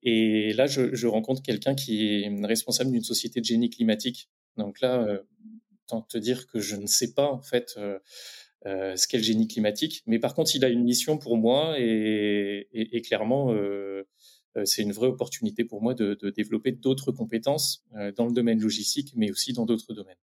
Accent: Reims, Grand Est, France; je viens de la Champagne-Ardenne, de Reims plus précisément

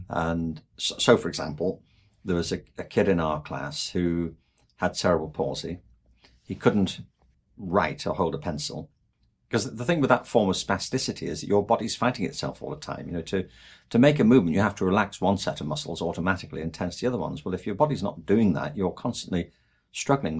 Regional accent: England, United Kingdom; moved away; I'm from England

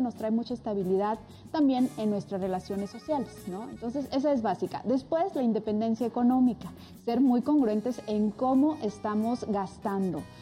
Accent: Rioverde, San Luis Potosí, Mexico; de Río Verde, que es donde yo nací

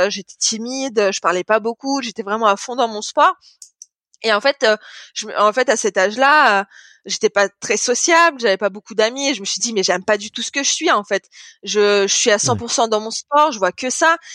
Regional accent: France; en plus, comme je suis française, le public il est à fond envers, euh, envers les Français

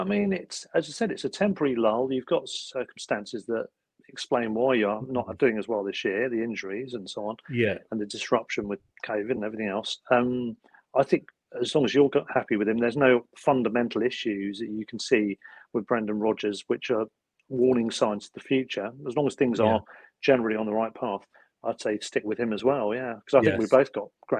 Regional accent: Worthing, South East England, United Kingdom; I'm from Worthing originally, which is down the coast about 11 miles away from Brighton.

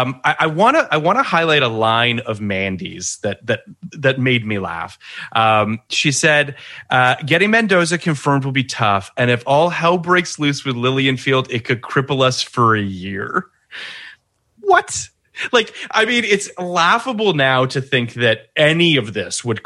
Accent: Canada; I'm Canadian

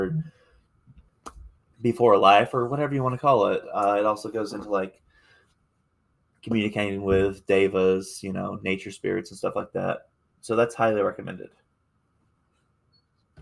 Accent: Appalachia, United States; I'm Appalachian raised. Most of my family, as far as stateside, comes from the Appalachian

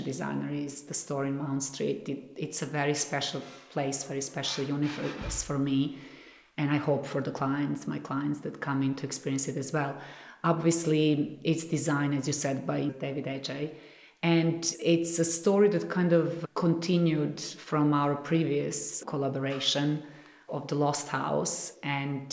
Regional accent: Belgrade, Serbia; moved away as an adult; now in London, United Kingdom; Color also comes from back home, definitely, because I grew up in a country that has a lot of color in nature as well

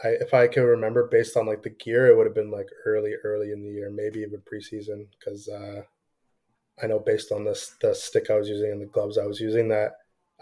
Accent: Toronto, Ontario, Canada; also born or lived in Scarborough, Ontario; I'm from Toronto

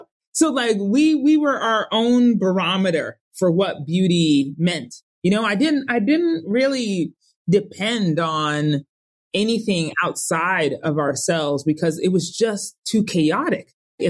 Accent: Colorado Springs, Colorado, United States; my best friend was Summer growing up in Colorado Springs, Colorado.

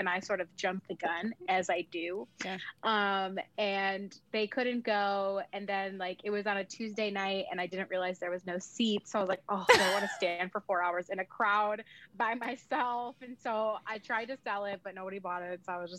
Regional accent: Mexico; now in United States; So I'm Mexican. So, I mean, every time in the car, my dad was playing Norteño music or Cumbia music.

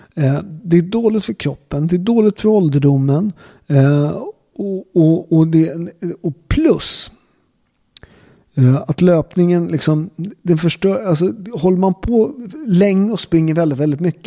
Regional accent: Naples, Campania, Italy; now in Sweden; där jag kommer ifrån, Neapel

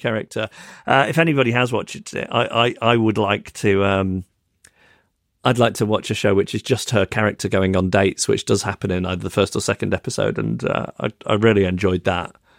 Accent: Macclesfield, North West England, United Kingdom; now in London, United Kingdom; my hometown of Macclesfield, which is a couple of hours away from London on the train.

